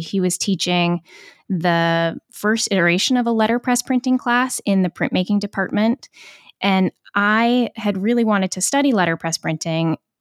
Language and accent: English; Kaysville, Utah, United States; moved away as an adult; now in Providence, United States; I'm originally from a town called Kaysville, Utah, which is a little north of Salt Lake City. And I remember growing up